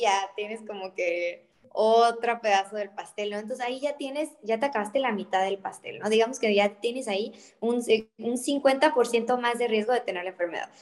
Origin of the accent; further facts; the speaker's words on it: Mexico; por el simple hecho de ser mexicanos